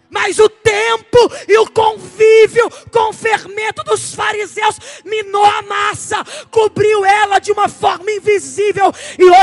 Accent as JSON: {"language": "Portuguese", "region": "Rio de Janeiro", "country": "Brazil", "said": "Eu vim lá do Rio de Janeiro como uma voz profética."}